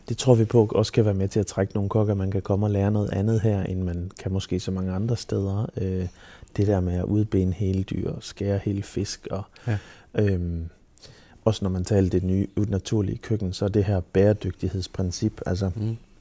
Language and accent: Danish; Silkeborg, Central Denmark Region, Denmark; moved away; nede fra Silkeborg af, hvor jeg er fra.